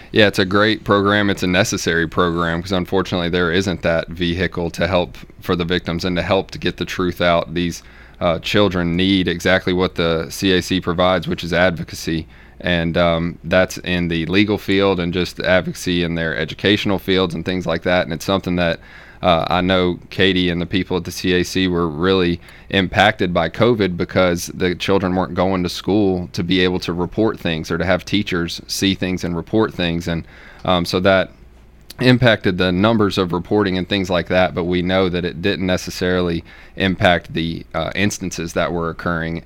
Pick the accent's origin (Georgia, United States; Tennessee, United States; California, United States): Tennessee, United States; Middle; also born or lived in Knoxville, Tennessee / Memphis, Tennessee; I grew up here in Middle Tennessee